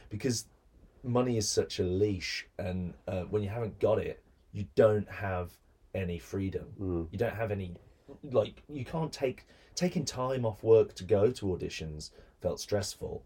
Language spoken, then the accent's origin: English; Birmingham, West Midlands, United Kingdom; I grew up in Birmingham